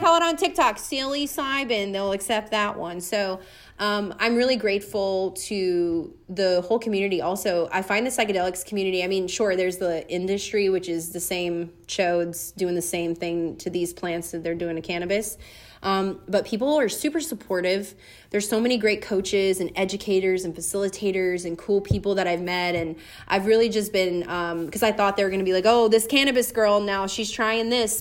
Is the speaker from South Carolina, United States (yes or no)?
no; Louisiana, United States; moved away; I grew up with in Louisiana